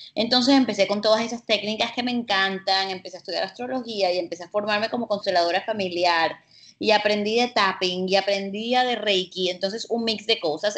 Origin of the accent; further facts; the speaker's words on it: Colombian Caribbean coast, Colombia; moved away as an adult; now in Barcelona, Spain; es una mujer colombo-libanesa, nacida y criada en la costa caribe colombiana, creo que lo pueden deducir por mi acento